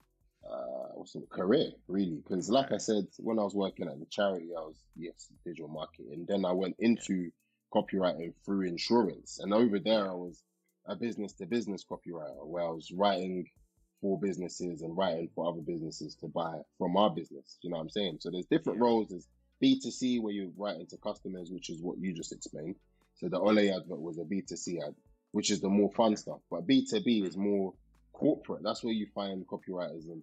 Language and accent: English; Nigeria; being Nigerian